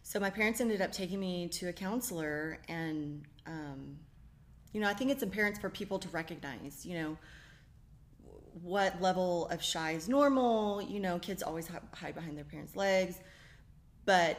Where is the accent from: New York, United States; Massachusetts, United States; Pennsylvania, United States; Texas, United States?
Texas, United States; Fort Worth; moved away as an adult; also born or lived in Daytona Beach, Florida / Waco, Texas; now in College Station, United States; grew up in Fort Worth, and my husband and I met at Baylor